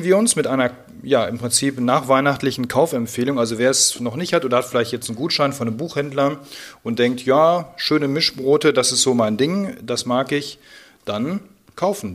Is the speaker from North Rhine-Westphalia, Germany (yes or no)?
yes; Siegen, North Rhine-Westphalia, Germany; Ich bin ja schließlich in Siegen geboren